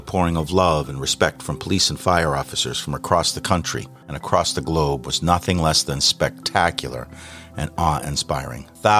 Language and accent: English; Boston, Massachusetts, United States; from Boston.